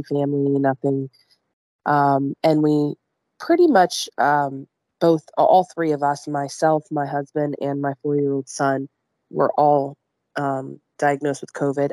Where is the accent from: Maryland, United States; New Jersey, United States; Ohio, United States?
Ohio, United States; Youngstown; I am from Youngstown, Ohio. I live in a little suburb outside of Youngstown, which is Camel, Ohio